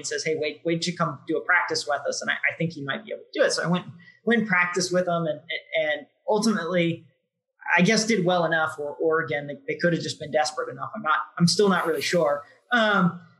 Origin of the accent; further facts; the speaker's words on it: Jefferson City, Missouri, United States; So I grew up in Jeff City, Missouri, which is the capital of Missouri.